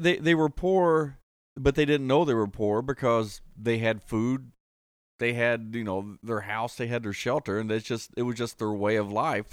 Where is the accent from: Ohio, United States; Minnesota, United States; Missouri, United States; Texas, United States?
Ohio, United States; Columbus; also born or lived in Martin County, Kentucky; I grew up in Columbus. The family was from Martin County